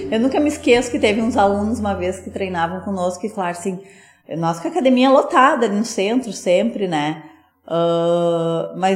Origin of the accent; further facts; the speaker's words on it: Sapiranga, Rio Grande do Sul, Brazil; como eu sou daqui de Sapiranga, eu vim pra cá.